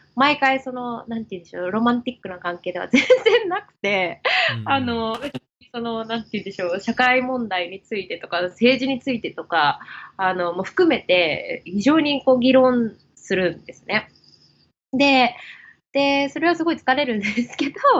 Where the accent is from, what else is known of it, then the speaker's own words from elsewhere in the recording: Japan; moved away as an adult; 生まれ、生まれ育ちはですね、あの、ずっと日本ででして